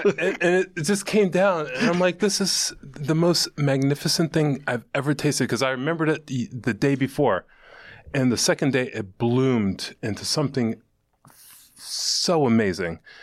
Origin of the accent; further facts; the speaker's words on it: New York City, New York, United States; moved away as an adult; now in Western Massachusetts, United States; I'm from Brooklyn